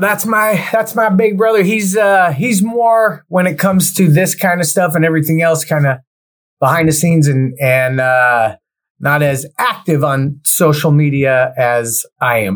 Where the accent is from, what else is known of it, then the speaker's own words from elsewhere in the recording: Cerritos, California, United States; also born or lived in Los Angeles, California; I grew up in a city called Cerritos, California, which is right on the outskirts of L.A. County and Orange County